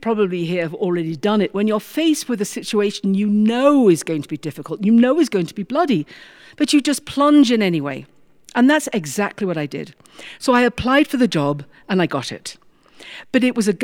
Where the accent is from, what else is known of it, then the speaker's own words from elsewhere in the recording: United Kingdom; moved away; I'm British